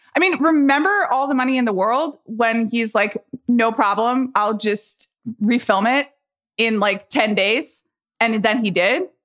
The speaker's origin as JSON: {"language": "English", "town": "Atlanta", "region": "Georgia", "country": "United States", "moved": "yes", "said": "I'm from Atlanta"}